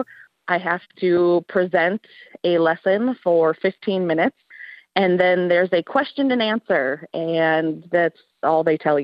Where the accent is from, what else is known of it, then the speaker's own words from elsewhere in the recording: Escanaba, Michigan, United States; moved away as an adult; also born or lived in Houghton, Michigan / Calumet, Michigan; now in Lake Linden, United States; I'm originally from Escanaba. I grew up in Escanaba